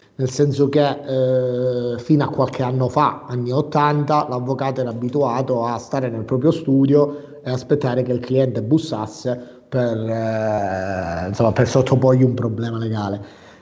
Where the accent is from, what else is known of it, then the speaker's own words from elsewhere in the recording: Cosenza, Calabria, Italy; io sono originario calabrese di Cosenza, quindi di una città piccola